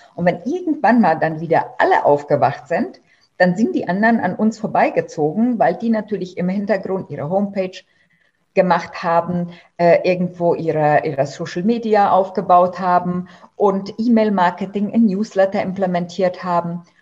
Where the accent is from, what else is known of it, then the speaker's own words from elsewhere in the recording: Germany; bei uns in Deutschland